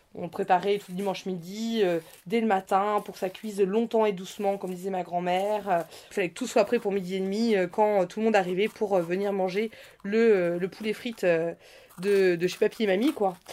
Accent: Normandy, France; je viens de Normandie

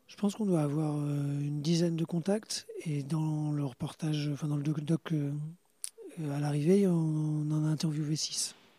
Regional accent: Normandy, France; nous, on n'est pas de Cherbourg, on est normand

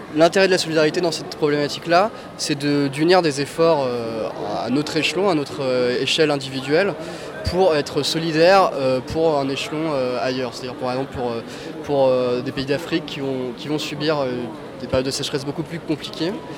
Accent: France; also born or lived in Noisy-le-Grand; nous, en tant que Français, en tant que Noiséens

